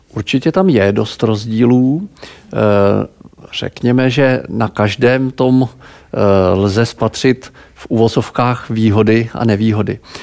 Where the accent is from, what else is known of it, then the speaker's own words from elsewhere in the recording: Pardubice, Pardubice Region, Czechia; also born or lived in Prague; Já jsem z Pardubic